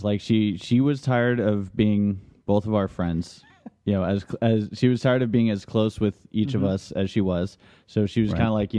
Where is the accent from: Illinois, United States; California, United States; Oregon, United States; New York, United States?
California, United States; Los Angeles; Born and raised. It's weird now because it's apparently weird to other people that I'm from L.A.